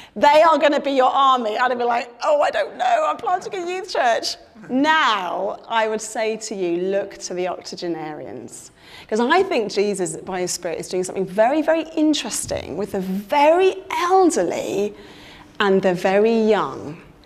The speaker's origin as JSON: {"language": "English", "region": "London", "country": "United Kingdom", "moved": "as an adult", "lives_now": "Blackburn, United Kingdom", "said": "I'm a Londoner through and through, a Southerner married to a northerner"}